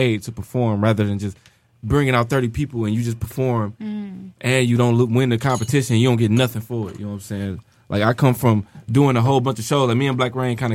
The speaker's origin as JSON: {"language": "English", "town": "Detroit", "region": "Michigan", "country": "United States", "tie": "born or raised there", "said": "I'm not from Woodrow. I'm from Brightmoor."}